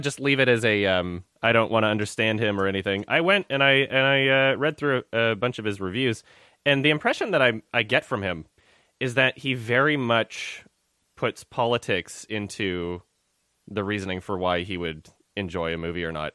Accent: Canada; I'm Canadian

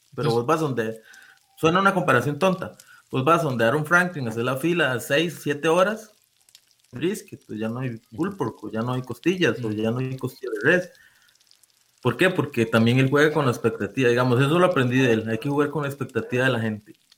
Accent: San Vito, Puntarenas, Costa Rica; yo soy de San Vito Cotobruz también

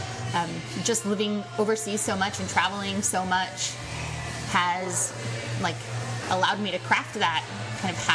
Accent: Florida, United States; moved away as an adult; also born or lived in Washington, D.C. / Sudan / London; I grew up in Florida

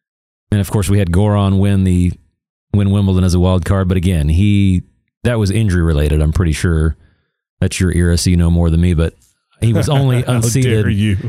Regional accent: United States; Even though I'm American

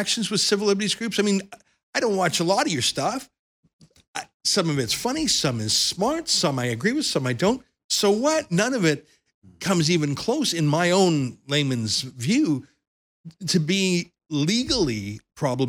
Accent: Canada; I grew up in Canada

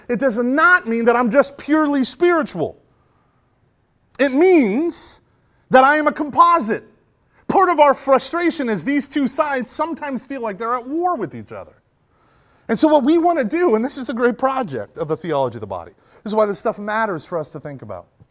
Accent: United States; also born or lived in Rust Belt of Ohio; being an American

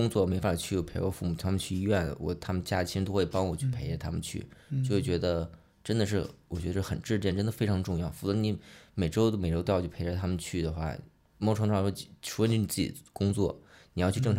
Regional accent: Chaoyang, Beijing, China; 我户籍是北京人，我也是一个满族，但是我从小生活环境更多是算是在农村长大，就北京近郊嘛。以前以前朝阳都对二环都是都是郊区嘛，我们算其实是朝阳的农民嘛

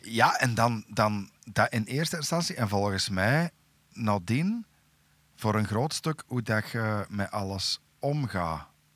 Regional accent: Turnhout, Flanders, Belgium; bij ons in Tarp

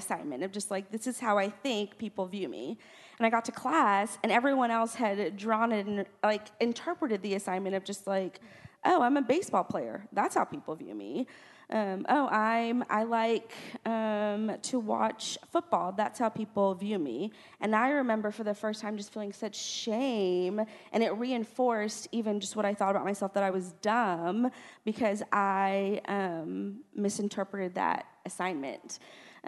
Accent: South Texas, United States; moved away as an adult; When I grew up, I grew up in South Texas

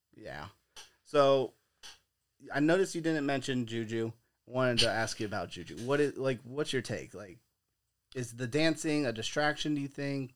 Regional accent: Bradenton, Florida, United States; We're from Bradenton.

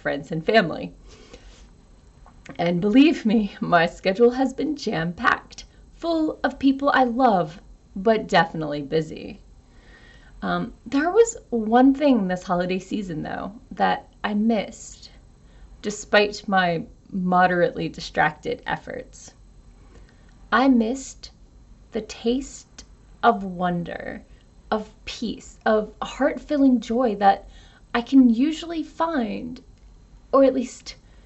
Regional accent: United States; an American with a pagan father and a Southern Baptist mother

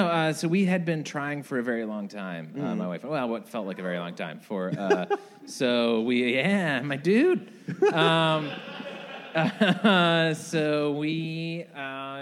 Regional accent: Richmond, Virginia, United States; also born or lived in St. Louis, Missouri; I grew up in the West End

